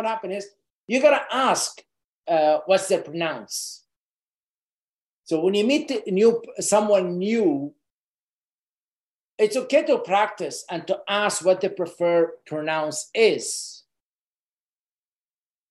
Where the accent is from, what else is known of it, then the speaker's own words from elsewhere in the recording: Lebanon; moved away; I grew up in Lebanon in a war